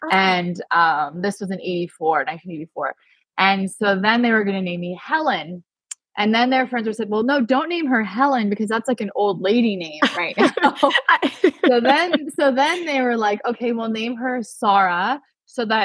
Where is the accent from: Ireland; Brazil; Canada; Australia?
Canada; I'm of Persian ancestry. So my parents came from Iran to Canada and I was born in Canada.